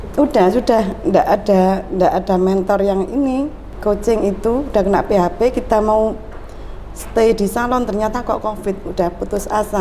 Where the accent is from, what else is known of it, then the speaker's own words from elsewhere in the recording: Gresik, East Java, Indonesia; also born or lived in Sidoarjo; Saya memang asli Gresik